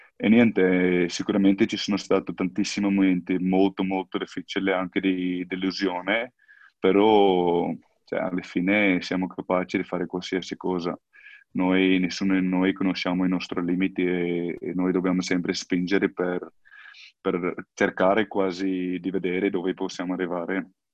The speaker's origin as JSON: {"language": "Italian", "country": "South Africa", "second_language": "Italian", "moved": "as an adult", "lives_now": "Italy"}